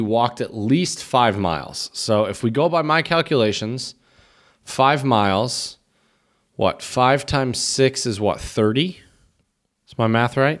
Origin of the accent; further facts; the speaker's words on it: Chomutov, Ústí nad Labem Region, Czechia; my hometown here, um, Chomutov